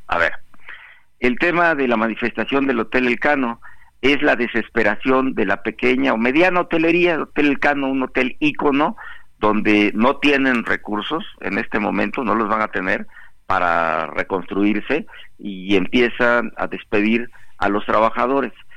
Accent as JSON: {"language": "Spanish", "town": "Acapulco", "region": "Guerrero", "country": "Mexico", "said": "yo soy de Acapulco, porque estoy viviendo en Acapulco"}